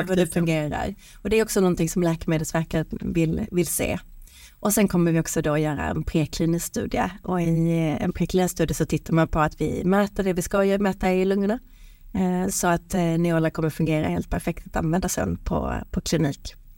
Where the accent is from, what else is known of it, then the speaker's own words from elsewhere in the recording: Sweden; vi svenskar